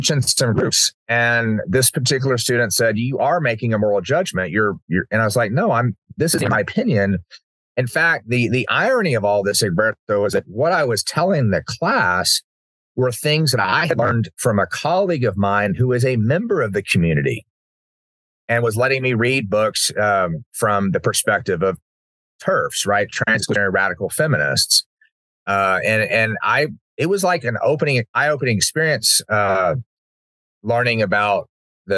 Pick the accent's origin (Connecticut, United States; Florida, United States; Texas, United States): Texas, United States; Uvalde; having my small little world that growing up in Uvalde